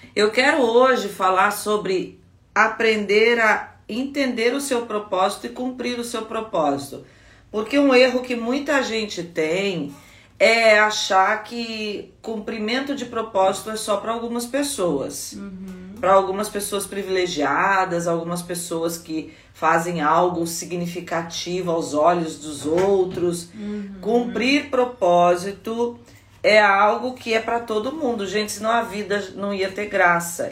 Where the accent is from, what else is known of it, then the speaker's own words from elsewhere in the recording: Guaratinguetá, São Paulo, Brazil; lá na minha terra, Guaratinguetá